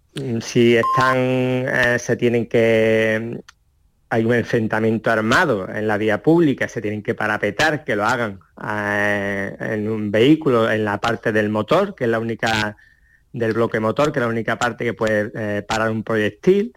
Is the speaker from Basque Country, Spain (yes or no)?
no; Ceuta, Spain; natural de Ceuta